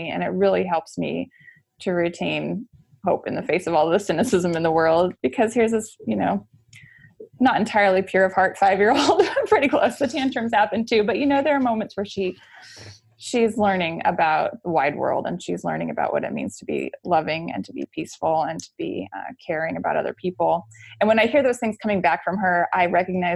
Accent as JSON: {"language": "English", "region": "Oregon", "country": "United States", "said": "I'm from Oregon."}